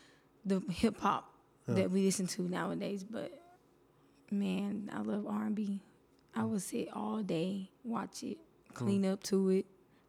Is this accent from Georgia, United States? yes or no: yes; Columbus, Georgia, United States; also born or lived in Mayfield, Kentucky; I am originally from Mayfield, Kentucky. I was born there and halfway raised there up to 5 years old. 5 years old, I moved to Columbus, Georgia.